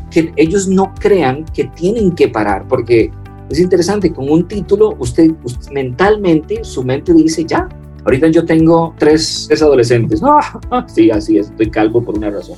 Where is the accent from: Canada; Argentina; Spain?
Canada; Montreal, Quebec; first language French; Spanish is a second language; moved away; Yo me crié en Canadá, entonces mi primer idioma era, o aprendía a escribir y a leer en francés.